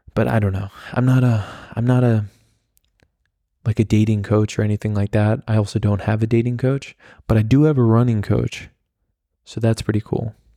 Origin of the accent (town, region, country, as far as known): the Hamptons, New York, United States; born or raised there; now in Germany